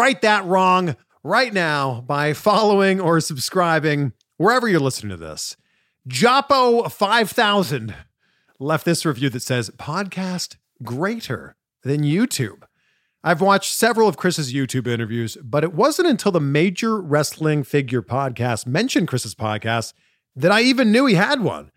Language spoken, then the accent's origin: English; just outside of Toronto, Ontario, Canada; we're both from around the same area, just outside of Toronto. We're both Canadian.